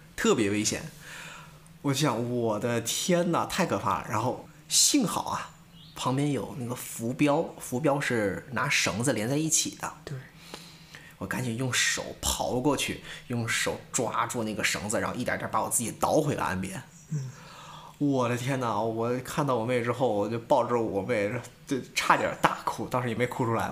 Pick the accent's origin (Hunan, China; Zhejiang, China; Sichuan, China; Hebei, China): Hebei, China; Tangshan; 我是北方人，河北唐山人